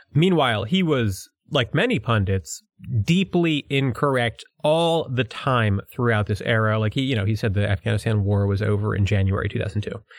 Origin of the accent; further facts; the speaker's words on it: United States; accent: New York and Philadelphia; my accent is a combination of New York and Philadelphia